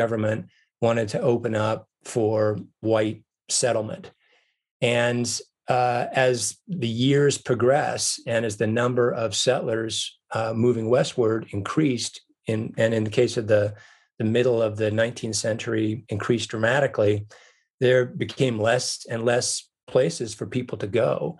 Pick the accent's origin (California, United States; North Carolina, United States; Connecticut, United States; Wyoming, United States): Wyoming, United States; now in Montana, United States; I grew up in Wyoming, and as you mentioned, I now live in Montana.